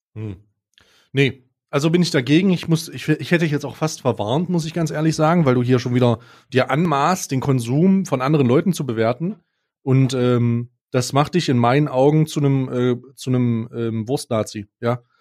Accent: East Germany, Germany; ich als gebürtiger Ossi, ja, als langjähriges Mitglied der Osten, Ost, der Ossis und immer noch Ossi

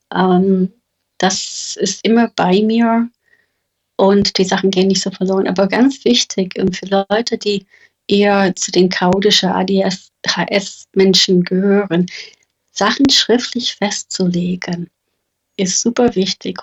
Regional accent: United States; German is a second language; moved away; Ich bin Amerikanerin

